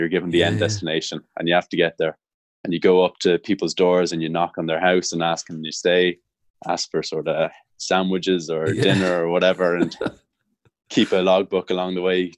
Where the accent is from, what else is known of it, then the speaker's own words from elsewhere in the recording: Dalkey, Leinster, Ireland; I'm from Dalkey in Dublin.